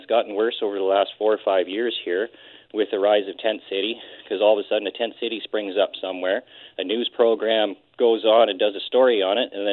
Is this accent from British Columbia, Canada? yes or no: yes; Nanaimo, British Columbia, Canada; also born or lived in Port Hardy, Canada; I've lived in Nanaimo pretty much my entire life. I was born in Port Hardy, but my family moved here when I was about 5 years old